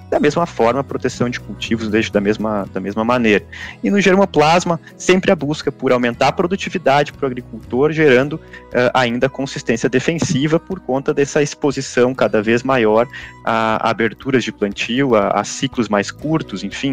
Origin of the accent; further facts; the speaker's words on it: Santa Cruz do Sul, Rio Grande do Sul, Brazil; eu lembro disso, pequeno, saindo num, num, sábado de manhã de Santa Cruz do Sul e indo até lá